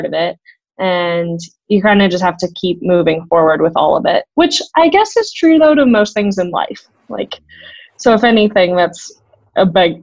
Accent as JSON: {"language": "English", "town": "Boulder", "region": "Colorado", "country": "United States", "tie": "born or raised there", "said": "I grew up in Boulder, Colorado, was born and raised there"}